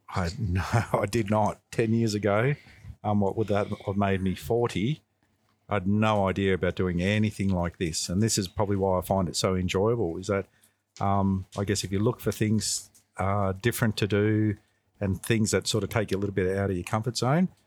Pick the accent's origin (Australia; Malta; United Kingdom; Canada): Australia; St Albans, Victoria; also born or lived in Macedon; I grew up in St Albans, so I was born in this area. Um, I lived in St Albans till roughly the age of twelve, and then after that I moved to Macedon.